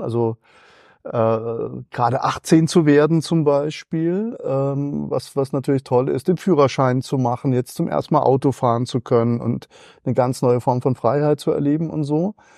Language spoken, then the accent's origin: German; Schliengen, Baden-Württemberg, Germany; accent: Alemannic; also born or lived in Mannheim / Cologne; now in Munich, Germany; ich bin in, äh, Schlingen, äh, aufgewachsen